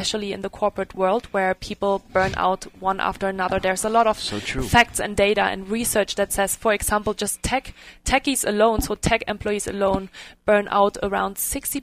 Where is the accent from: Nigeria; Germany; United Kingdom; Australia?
Germany; English is a second language; moved away as an adult; also born or lived in Dublin, Ireland / Bay Area, California; now in Reno, United States; I'm actually from Germany